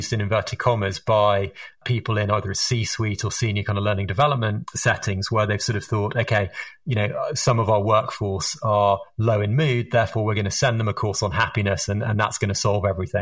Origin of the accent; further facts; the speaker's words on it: England, United Kingdom; accent: Harry Potter accent; moved away; also born or lived in United States; as you can tell from my Harry Potter accent, I am British or English originally, but I spent a lot of my time over in the United States